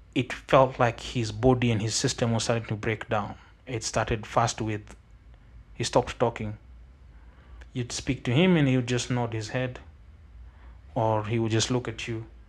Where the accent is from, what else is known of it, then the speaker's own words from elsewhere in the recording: Kenya; I come from Kaksingri, which is really far away. Like, it's very close to Vigingo